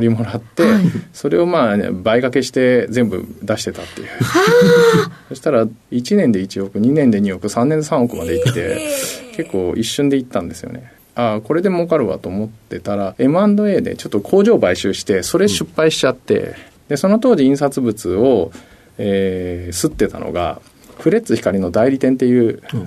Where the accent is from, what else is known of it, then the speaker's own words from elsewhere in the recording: Kagoshima, Japan; moved away; 鹿児島県ですね